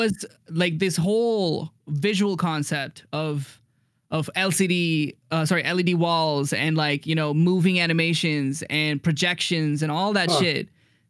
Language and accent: English; India; because like I'm from India and like my parents' religion is Hinduism.